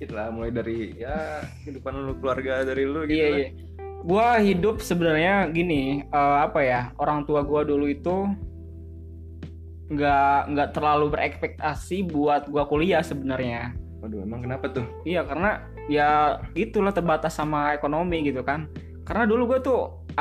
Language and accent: Indonesian; Pandeglang, Banten, Indonesia; Dan gue berasal dari Pandeglang, Banten.